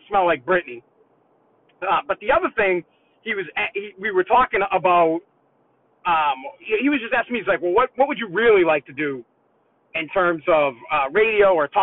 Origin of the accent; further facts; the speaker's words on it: Boston, Massachusetts, United States; I'm from Boston.